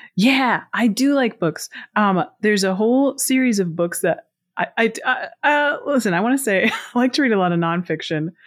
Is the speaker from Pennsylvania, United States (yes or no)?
yes; Pittsburgh, Pennsylvania, United States; I grew up in Pittsburgh, Pennsylvania, and I lived in the city of Pittsburgh on the south side for the first ten years of my life, and then moved to a rural area.